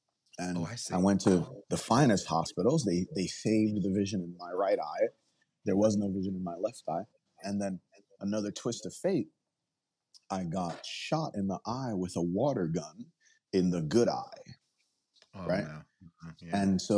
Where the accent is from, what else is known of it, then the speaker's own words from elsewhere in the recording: Nigeria; now in United States; I'm from Nigeria, so I'm the Igbo tribe.